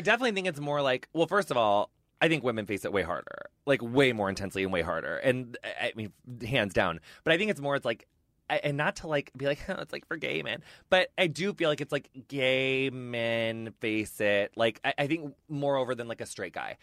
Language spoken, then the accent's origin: English; Illinois, United States; also born or lived in Minneapolis; Midwesterner, too. I'm from Illinois